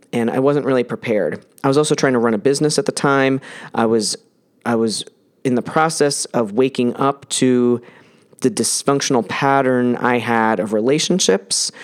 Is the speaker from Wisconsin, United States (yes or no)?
no; New Jersey, United States; I was born in New Jersey in nineteen seventy-eight